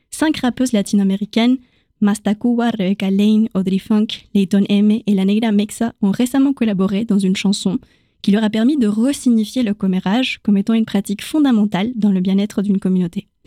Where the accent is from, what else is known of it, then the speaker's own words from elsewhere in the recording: Chile; accent: Chilean; first language Spanish; French is a second language; lorsqu'on me dit que j'ai perdu mon accent chilien quand je parle espagnol, ma langue maternelle, ça me questionne tout autant que quand quelqu'un complimente mon français.